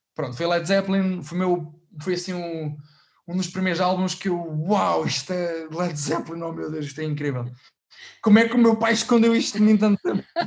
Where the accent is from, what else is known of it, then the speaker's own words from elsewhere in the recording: Portugal; a Orquestra de Sopros da, da Banda Farmónica Ilhense que é da minha terra